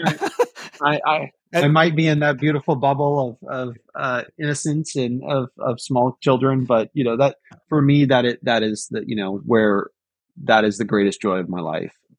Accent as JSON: {"language": "English", "area": "Silicon Valley", "region": "California", "country": "United States", "tie": "born or raised there", "said": "I remember growing up in Silicon Valley"}